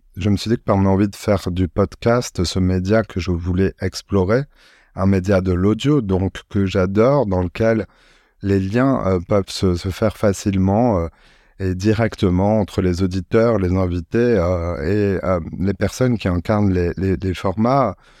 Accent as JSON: {"language": "French", "town": "Marseille", "region": "Provence-Alpes-Côte d'Azur", "country": "France", "tie": "born or raised there", "also_born_or_lived": "Paris", "said": "je suis un Marseillais. Euh, je partage mon temps entre Paris euh, et, la cité phocéenne euh, où je suis né."}